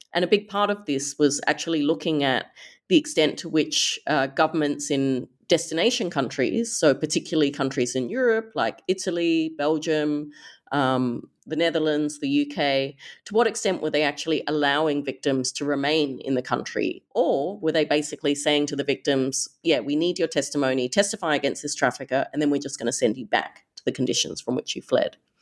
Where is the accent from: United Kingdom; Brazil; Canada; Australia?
Australia; Perth, Western Australia; as an Australian growing up, you know, in Perth, Western Australia